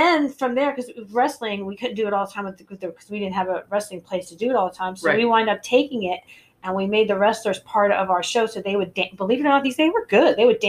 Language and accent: English; New Jersey, United States; moved away; also born or lived in Nashville, Tennessee; I am from Jersey.